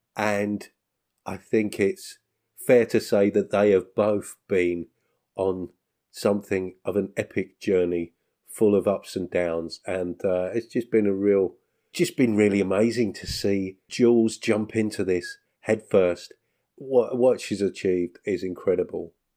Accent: England, United Kingdom; as a Englishman, as a British person

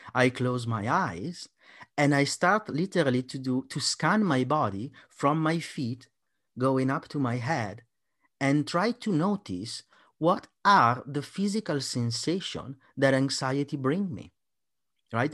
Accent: Italy; I'm Italian

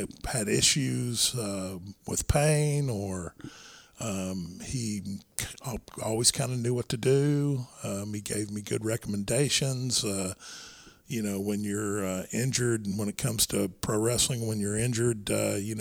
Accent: Irving, Texas, United States; I managed a gym where we grew up in Irving, Texas.

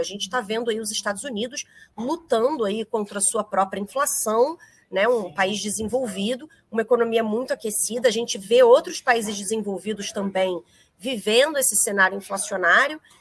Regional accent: Rio de Janeiro, Brazil; accent: carioca

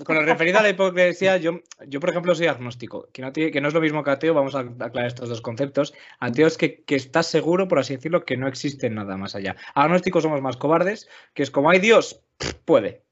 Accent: León, Castile and León, Spain; also born or lived in Asturias; nací en León y soy de León

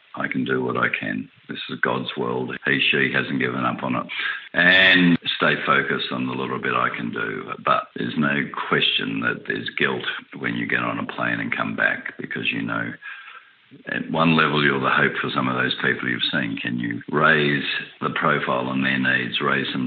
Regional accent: Australia; I'm an Australian citizen

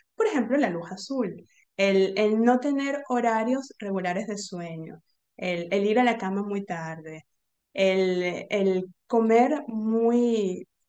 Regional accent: Venezuela; moved away; also born or lived in Argentina; Yo soy venezolana

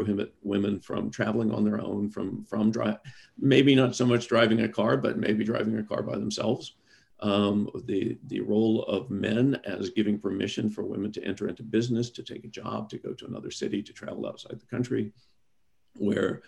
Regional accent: Deep South, United States; I'm from the Deep South. Many of my folks believe that a woman's place is in the home.

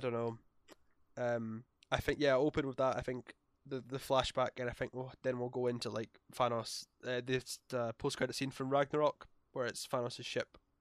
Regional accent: Scotland, United Kingdom; we're Scottish.

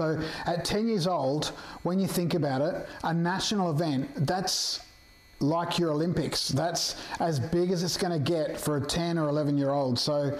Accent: Perth, Western Australia, Australia; moved away as an adult; I too am from Perth originally, but we moved over here about 15 years, 20 years ago.

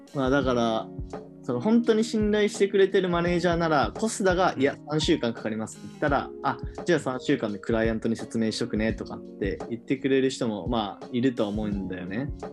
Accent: Hiroshima, Japan; now in Tokyo, Japan; 地元は広島県

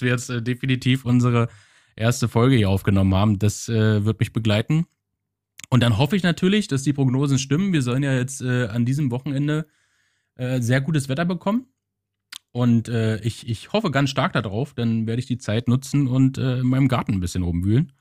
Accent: Germany; now in Flensburg, Germany; Ich komme aus der Nähe von Berlin

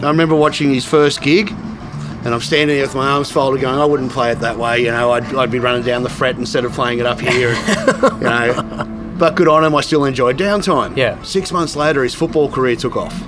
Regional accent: Goulburn, New South Wales, Australia; moved away as an adult; also born or lived in Sydney; now in Canberra, Australia; growing up in Goulburn

